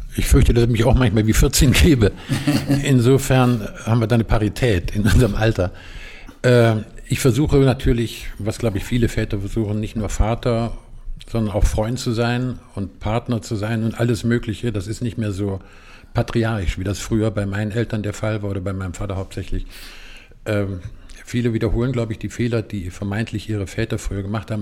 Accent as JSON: {"language": "German", "region": "Eifel", "country": "Germany", "tie": "born or raised there", "said": "Ich bin in der Eifel groß geworden"}